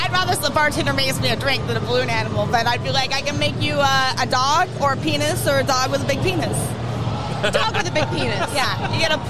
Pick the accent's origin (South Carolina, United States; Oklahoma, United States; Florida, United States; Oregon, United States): Oregon, United States; Portland; I'm from Portland, Oregon.